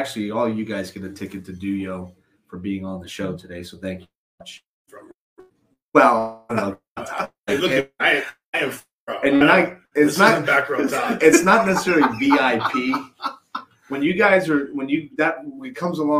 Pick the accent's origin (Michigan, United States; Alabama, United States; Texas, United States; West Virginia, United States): Alabama, United States; Mobile; the kids that we grew up with in Mobile